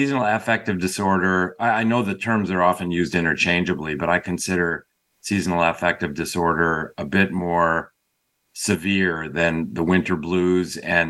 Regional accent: Chicago, Illinois, United States; now in Bay Area, California, United States; I grew up outside of Chicago

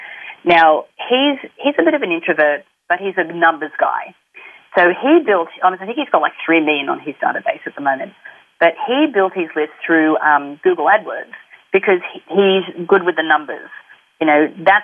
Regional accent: Australia; because we're Australian, we didn't have a bank account or couldn't set up a merchant facility

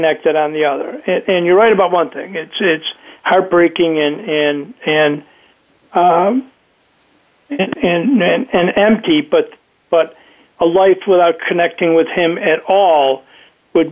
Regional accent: Chicago suburbs, Illinois, United States; I'm from the Chicago suburbs

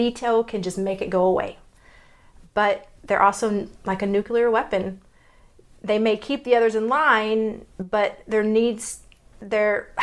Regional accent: Texas, United States; accent: Texas; my Texas accent

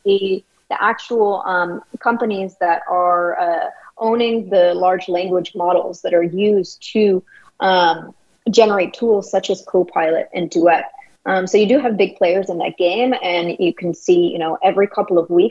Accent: California, United States; I'm from California

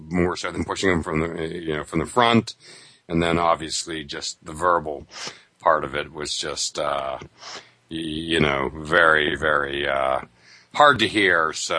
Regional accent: Northeast, United States; I'm from the Northeast

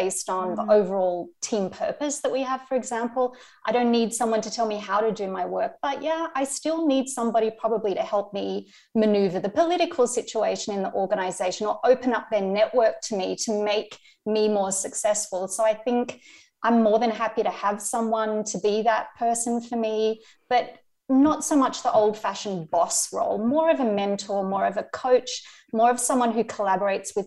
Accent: Australia; moved away as an adult; now in Germany; I am Australian

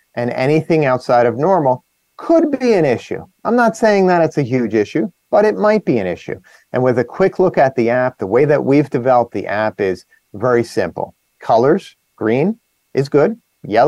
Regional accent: New Jersey, United States; I'm from New Jersey

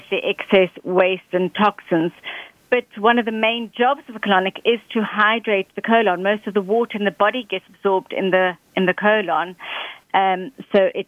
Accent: Johannesburg, Gauteng, South Africa; moved away as an adult; now in United Kingdom; I'm originally from South Africa, Johannesburg, and I've been living now in the UK for 15 years

